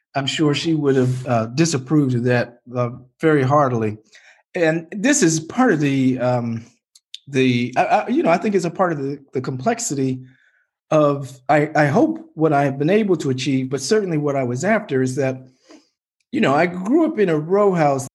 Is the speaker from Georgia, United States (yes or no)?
no; Baltimore, Maryland, United States; my hometown